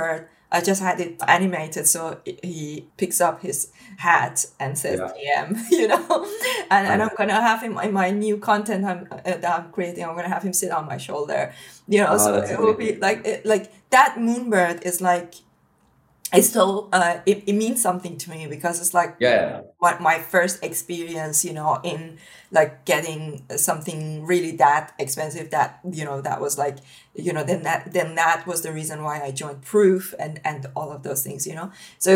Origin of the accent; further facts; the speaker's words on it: Iran; now in United Kingdom; I come from Iran originally, and I had to build my life from scratch coming to the UK